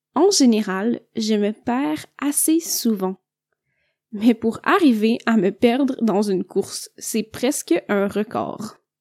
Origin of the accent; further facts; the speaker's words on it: Quebec, Canada; je viens du Québec